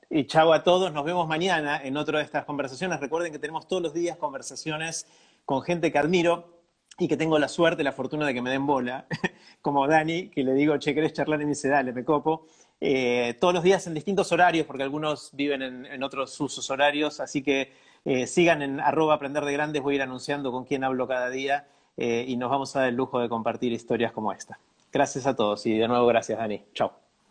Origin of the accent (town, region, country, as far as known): Argentina